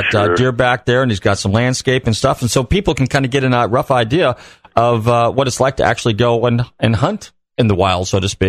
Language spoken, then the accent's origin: English; California, United States; when I was a little kid, I grew up in Northern California, north of Marin County